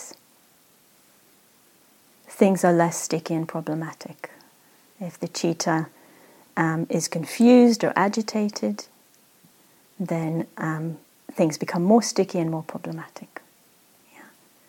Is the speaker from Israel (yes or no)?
yes; Israel; I grew up in Israel, there's a lot of deserts